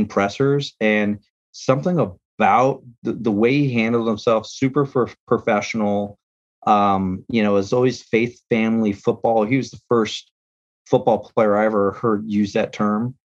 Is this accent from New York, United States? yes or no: no; San Diego, California, United States; I grew up in San Diego